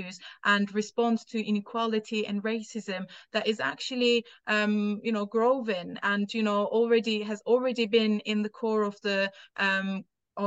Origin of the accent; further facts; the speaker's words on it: Turkey; English is a second language; now in United Kingdom; I'm not from here. I'm from Turkey.